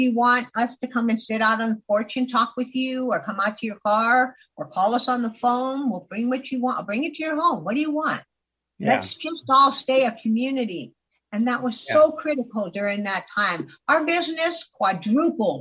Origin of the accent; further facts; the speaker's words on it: California, United States; also born or lived in Florida; now in Arizona, United States; I grew up in California, and then I spent the last 25 years before I came here in Florida, right by the beach